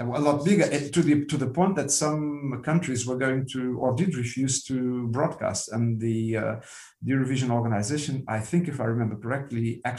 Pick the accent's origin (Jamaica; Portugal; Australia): Portugal; Lisbon; English is a second language; moved away as an adult; also born or lived in United Kingdom; now in Luxembourg; I was born in 1961 in Lisbon